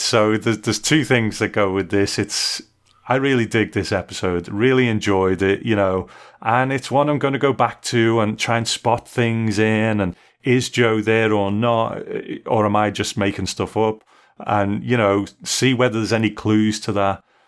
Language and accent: English; United Kingdom; I'm a Brit